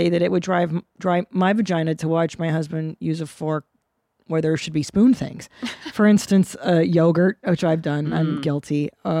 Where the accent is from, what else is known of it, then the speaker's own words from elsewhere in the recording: Canada; I was born in Canada.